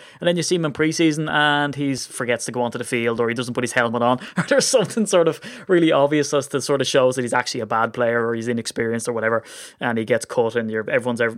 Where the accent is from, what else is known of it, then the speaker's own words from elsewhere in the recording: Ireland; I'm Irish